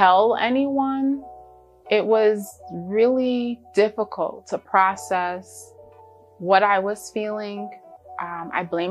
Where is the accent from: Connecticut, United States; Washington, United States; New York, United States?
Connecticut, United States; Bridgeport; my dad took me to this small music school in Bridgeport, Connecticut, my hometown